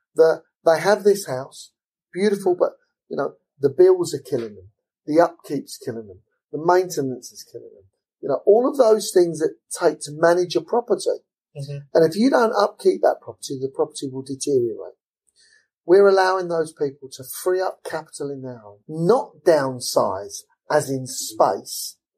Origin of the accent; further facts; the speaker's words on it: London, United Kingdom; also born or lived in Lutterworth, Leicestershire; I'm an East Londoner. I'm, I'm from Forest Gate, and you know I'm an East Londoner through and through